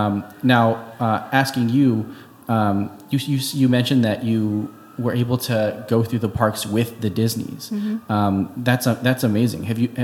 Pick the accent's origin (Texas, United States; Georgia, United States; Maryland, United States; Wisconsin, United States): Wisconsin, United States; And we are from Wisconsin